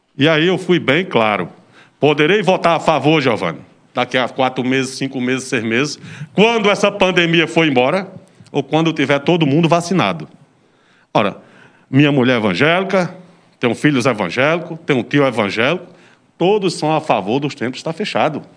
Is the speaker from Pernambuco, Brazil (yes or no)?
yes; Serra Talhada, Pernambuco, Brazil; eu sou oriundo da zona rural, represento zona rural